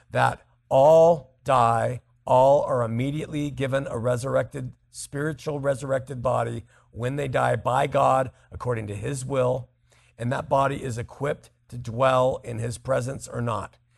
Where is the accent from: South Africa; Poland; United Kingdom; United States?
United Kingdom; I am British, so my exposure to your show comes entirely from YouTube.